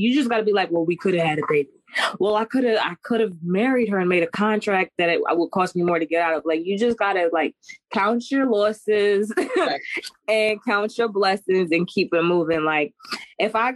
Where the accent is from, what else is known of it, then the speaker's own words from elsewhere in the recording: Jamaica; I'm Jamaican